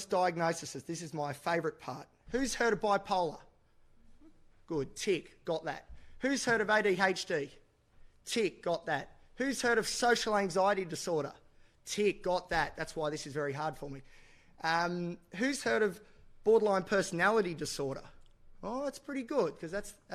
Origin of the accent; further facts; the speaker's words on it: Newcastle, New South Wales, Australia; I'm from Newcastle, which is the best place in the world.